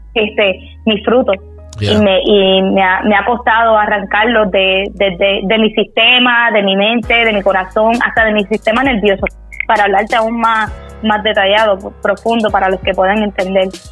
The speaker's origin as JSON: {"language": "Spanish", "town": "Bayamón", "country": "Puerto Rico", "said": "vengo de Bayamón, Puerto Rico."}